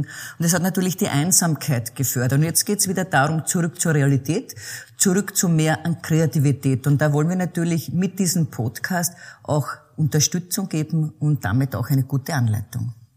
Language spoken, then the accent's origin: German; the Czech border region, Lower Austria, Austria; ich bin ja an der tschechischen Grenze groß geworden, ein Kind der Grenzregion